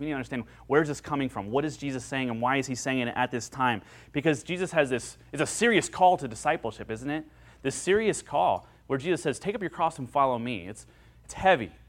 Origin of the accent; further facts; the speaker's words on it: Central Ohio, United States; where I grew up in Central Ohio